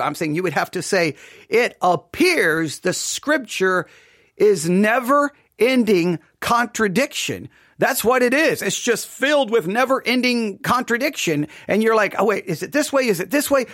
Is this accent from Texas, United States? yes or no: yes; West Texas, United States; I am from West Texas